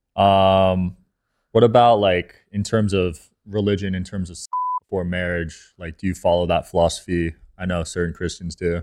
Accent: New Jersey, United States; I'm from New Jersey

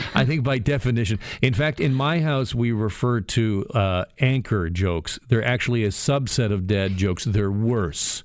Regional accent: Burlington, Ontario, Canada; from my hometown, the city of Burlington

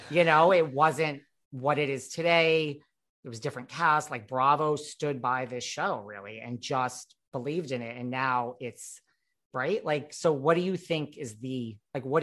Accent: New York, United States; like you said, like as a New Yorker, like that's what we do. Like we go to the Hamptons or Fire Island

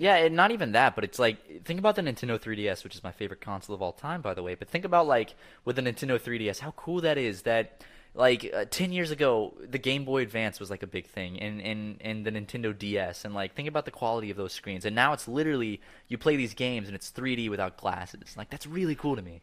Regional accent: Charleston, United States; born or raised there; moved away

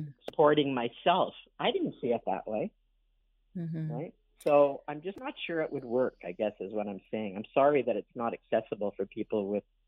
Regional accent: New York City, New York, United States; also born or lived in Montreal; now in Toronto, Canada; growing up in Brooklyn. And also, you know, it's a kind of joke, but Brooklyn, I'm a Brooklyn Jew

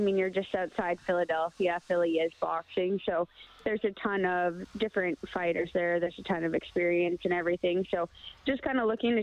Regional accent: Sherwood Park, Alberta, Canada; I'm from Sherwood Park.

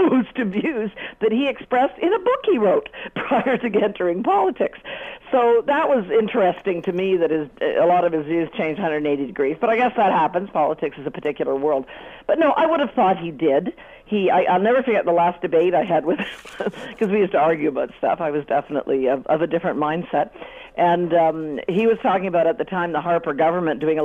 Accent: Canada; as a Canadian

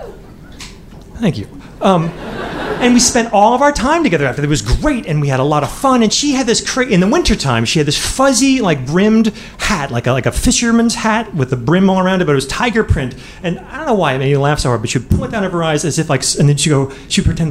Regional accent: Midwest, United States; moved away as an adult; also born or lived in Boston; I'm from the Midwest

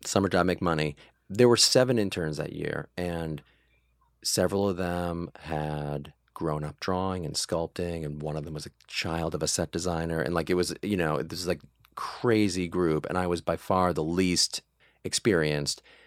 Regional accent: Mansfield, Massachusetts, United States; grew up in a town called Mansfield, Massachusetts

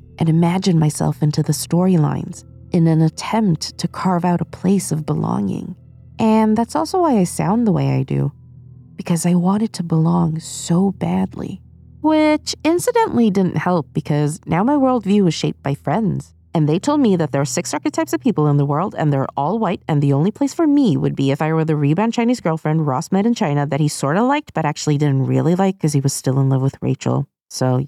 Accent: Sweden; moved away as an adult; now in United Kingdom; I grew up in Sweden

